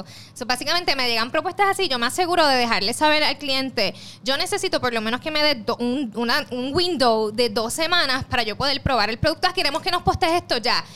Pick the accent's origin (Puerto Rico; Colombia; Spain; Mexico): Puerto Rico; soy de Puerto Rico, tengo 25 años